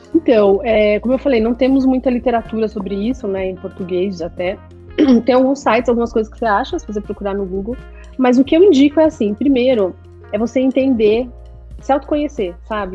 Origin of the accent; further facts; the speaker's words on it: São Paulo, Brazil; now in Miami, United States; eu cresci, nasci na Vila Madalena